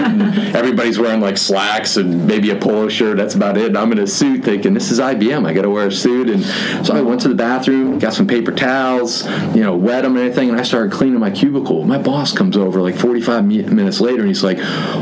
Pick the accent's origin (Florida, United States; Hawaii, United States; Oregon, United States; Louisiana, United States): Florida, United States; Orlando; moved away as an adult; also born or lived in New Orleans; I grew up in Orlando.